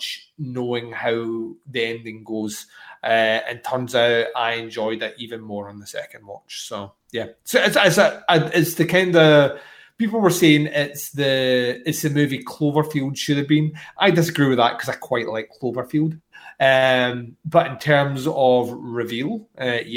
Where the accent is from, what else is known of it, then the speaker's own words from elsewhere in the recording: Scotland, United Kingdom; as a Scotsman